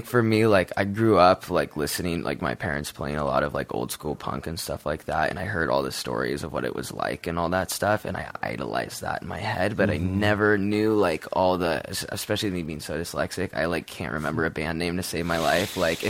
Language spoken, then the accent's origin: English; Santa Barbara, California, United States; I'm from Santa Barbara, California.